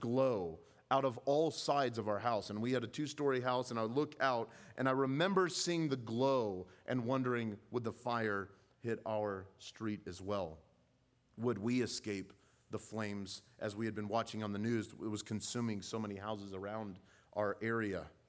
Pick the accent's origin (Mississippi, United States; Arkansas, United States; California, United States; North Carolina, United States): California, United States; Southern; growing up in California, I uh, was accustomed to seeing the wildfires on the hills